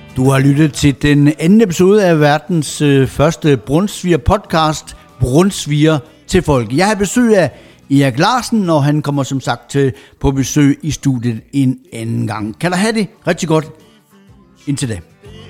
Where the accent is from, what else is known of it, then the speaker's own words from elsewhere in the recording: Jutland, Denmark; moved away; der hvor jeg kommer fra over i Jylland, det mørke, mørke Jylland